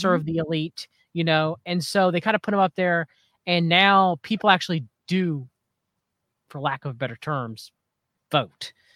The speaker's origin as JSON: {"language": "English", "country": "United States", "said": "as an American citizen"}